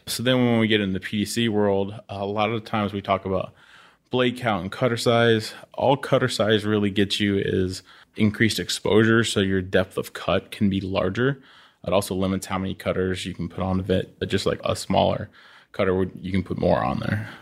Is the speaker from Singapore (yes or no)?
no; Oklahoma, United States; moved away as an adult; growing up in Oklahoma